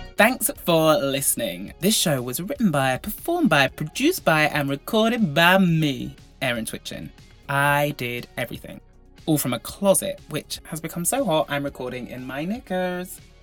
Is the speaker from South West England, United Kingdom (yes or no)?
yes; Devon, South West England, United Kingdom; I grew up in Devon.